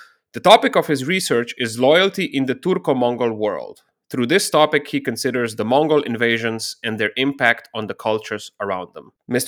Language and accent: English; Slovenia; I'm from Slovenia. And we, in Slovenian, we say Genghis Khan.